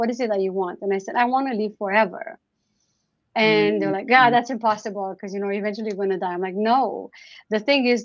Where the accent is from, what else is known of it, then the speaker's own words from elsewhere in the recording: Romania; now in Canada; growing up in Romania